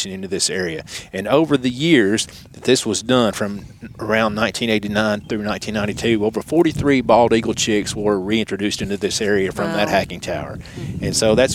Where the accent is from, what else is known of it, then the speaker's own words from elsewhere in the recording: Nashville, Tennessee, United States; also born or lived in Clarksville, Tennessee; I was born in Clarksville, Tennessee, and then moved to Nashville, grew up in Hermitage on the east side of Nashville